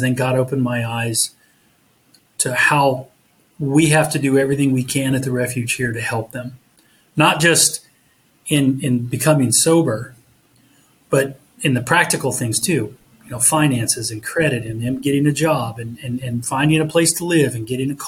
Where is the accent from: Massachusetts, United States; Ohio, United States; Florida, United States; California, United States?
Ohio, United States; Southern; I grew up in Southern Ohio